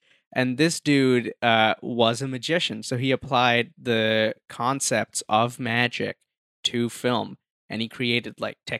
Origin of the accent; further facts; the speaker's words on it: India; first language Hindi; English is a second language; moved away; also born or lived in Dubai; Because I grew up in India.